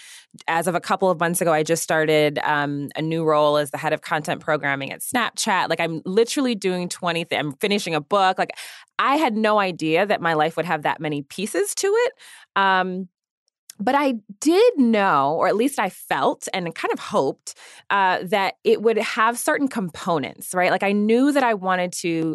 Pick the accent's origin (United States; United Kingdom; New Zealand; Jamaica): United States; Washington, District of Columbia; I grew up in the Washington, D.C. area